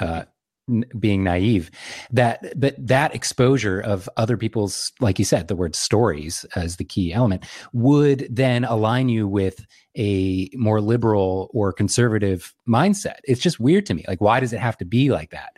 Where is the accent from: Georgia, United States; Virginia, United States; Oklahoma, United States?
Virginia, United States; Lynchburg; I grew up in central Virginia